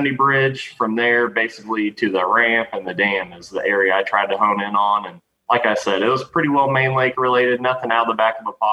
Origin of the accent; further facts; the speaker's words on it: Table Rock Lake, Missouri, United States; I'm from Table Rock